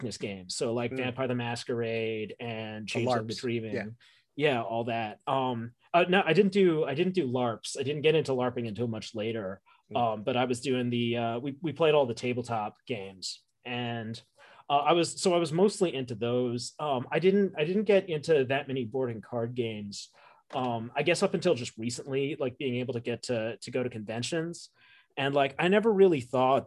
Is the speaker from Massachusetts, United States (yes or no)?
no; New York, United States; I grew up in New York. I grew up in the greater New York